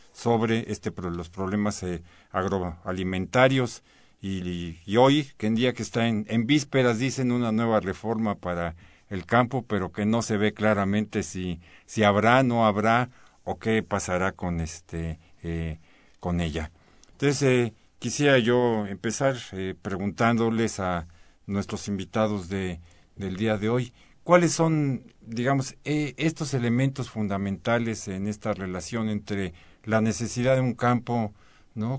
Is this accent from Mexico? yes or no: yes; Mexico; cada día somos más mexicanos